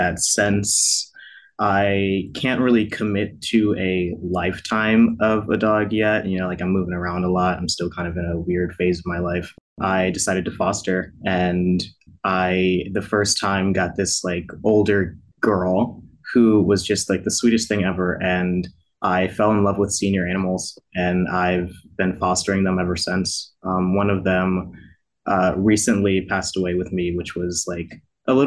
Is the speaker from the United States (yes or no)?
yes; New Jersey, United States; now in Baltimore, United States; I'm from New Jersey, but I live in Baltimore now